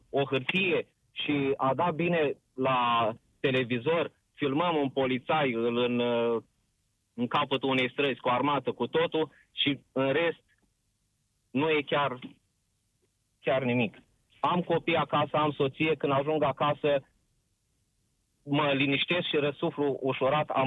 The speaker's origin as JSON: {"language": "Romanian", "town": "Suceava", "region": "Suceava County", "country": "Romania", "said": "Uh, sunt din Suceava chiar și lucrez la o multinațională"}